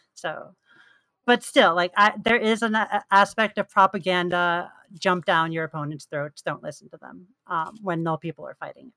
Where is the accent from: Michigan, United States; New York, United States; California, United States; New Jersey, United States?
New York, United States; So I'm from New York.